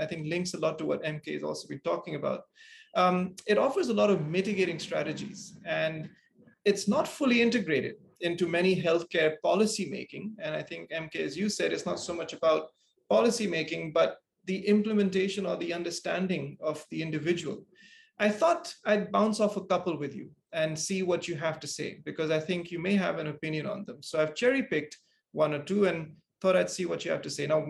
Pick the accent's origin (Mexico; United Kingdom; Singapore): Singapore; growing up in Singapore